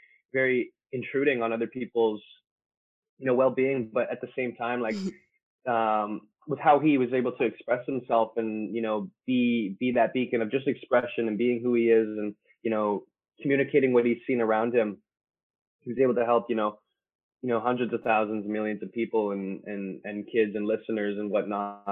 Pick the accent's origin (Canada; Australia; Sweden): Canada; Winnipeg, Manitoba; I'm from Winnipeg, Manitoba, here in Canada.